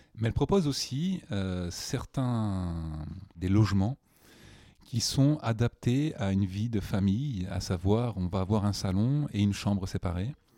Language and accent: French; New Caledonia; moved away as an adult; also born or lived in Nouméa, New Caledonia; now in Paris, France; je viens de la Nouvelle-Calédonie, qui est un territoire français ultramarin